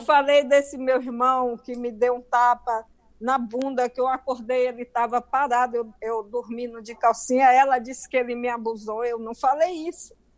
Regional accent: Bahia, Brazil; accent: baiano; moved away as an adult; now in United States; sempre falei com o meu acento, com o meu sotaque baiano

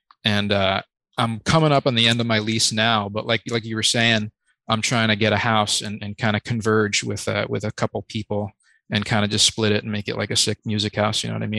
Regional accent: Poughkeepsie, New York, United States; also born or lived in Mahopac / Carmel / Millbrook; I'm from Poughkeepsie, New York, but kind of moved a lot of places in the Hudson Valley. Kind of tumultuous kind of upbringing. I lived in Mayapak, Carmel, Millbrook, New York, but circled around, and I've lived in Poughkeepsie for the past 10 years

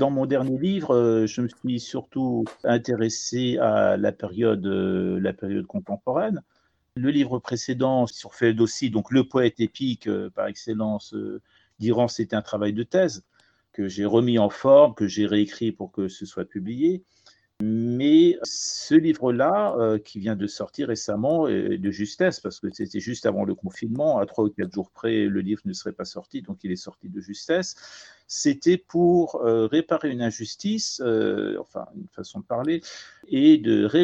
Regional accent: France; La première fois, je suis venu à 5 ans avec mes parents. Et, euh, où j'ai fait l'école primaire. Donc le français, en quelque sorte, c'est ma deuxième langue maternelle.

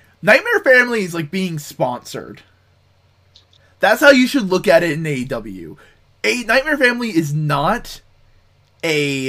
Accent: New Jersey, United States; I'm from New Jersey.

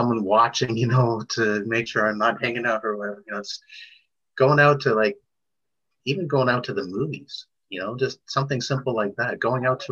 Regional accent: Toronto, Ontario, Canada; Born and raised in Toronto

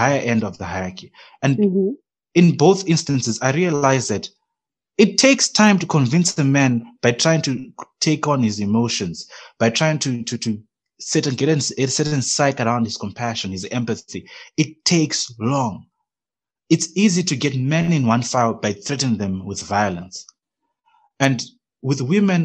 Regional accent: Zimbabwe; now in Namibia; growing up in Zimbabwe and coming here to Namibia

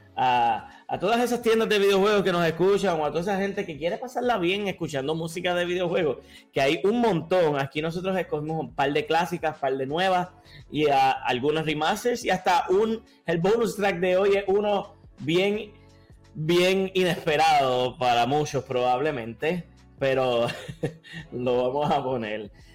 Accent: Puerto Rico; mi tierra

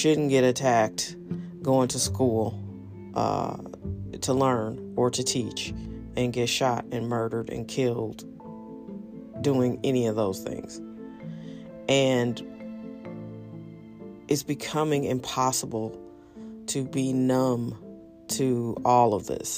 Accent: St. Louis, Missouri, United States; I'm from St. Louis. I live here

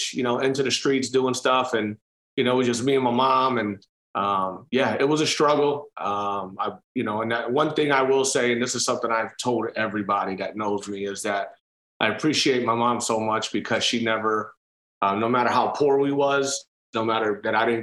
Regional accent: Cleveland, Ohio, United States; moved away; that's where I was born and raised, at Cleveland

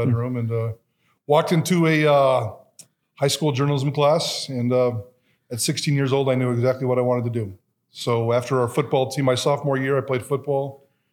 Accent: Twin Falls, Idaho, United States; I am an Idahoan. I didn't have to migrate here from California, so born and raised in Twin Falls

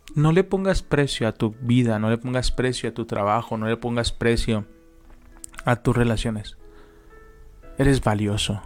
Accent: Guadalajara, Jalisco, Mexico; moved away as an adult; now in Toluca, Mexico; Nosotros somos de Guadalajara y Dios nos mandó venirnos a Toluca.

